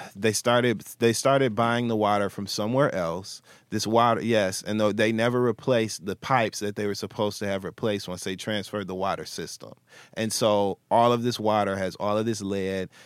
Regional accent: Flint, Michigan, United States; I'm from Michigan, Flint, Michigan specifically.

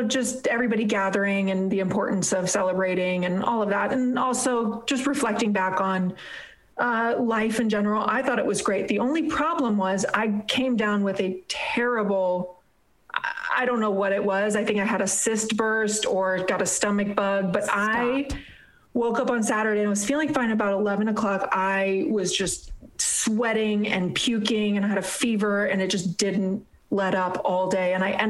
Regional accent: Hollywood, California, United States; Yeah, I'm from Hollywood. Don't you know we eat babies?

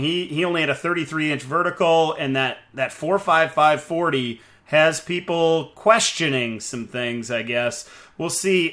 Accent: South Dakota, United States; I'm from South Dakota.

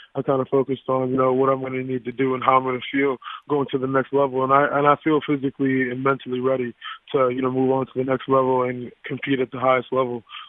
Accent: South Florida, United States; growing up in South Florida

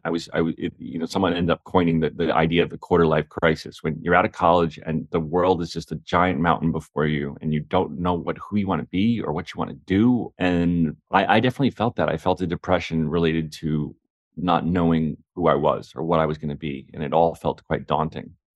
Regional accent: South Orange, New Jersey, United States; my hometown, which is South Orange, New Jersey

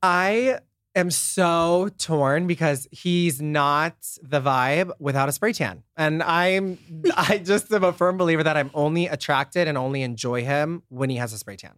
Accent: Nebraska, United States; moved away as an adult; now in Los Angeles, United States; I'm from Nebraska, a super small town

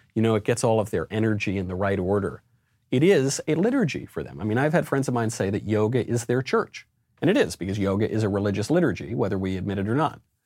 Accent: New York, United States; also born or lived in Los Angeles; I'm a New Yorker

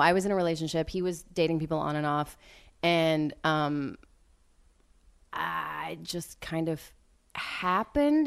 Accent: West Texas, United States; moved away; I grew up mostly in West Texas near, um, y-, you know, the Friday Night Lights franchise

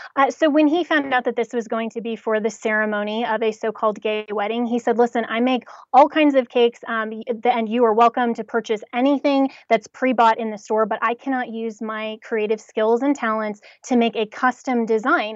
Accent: Colorado, United States; I'm from Colorado

